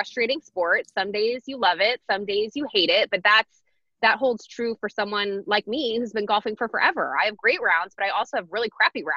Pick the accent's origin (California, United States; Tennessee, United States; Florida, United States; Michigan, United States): Michigan, United States; now in Washington, United States; I grew up in Michigan and we only had like 5 months where we could play